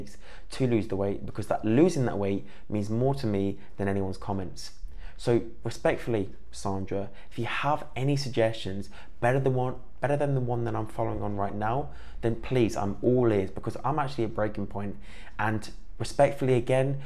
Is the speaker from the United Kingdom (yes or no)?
yes; Cornwall, South West England, United Kingdom; I grew up in Cornwall